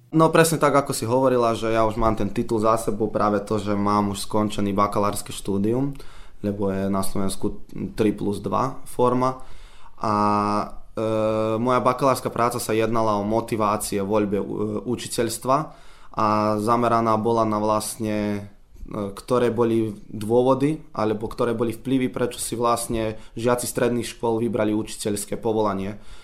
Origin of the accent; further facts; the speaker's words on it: Serbia; tu u nás v Srbsku je asi 500 eur